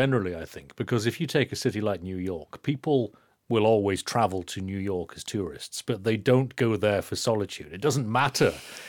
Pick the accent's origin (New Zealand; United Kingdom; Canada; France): United Kingdom; Inverness, Scotland; I'm from Inverness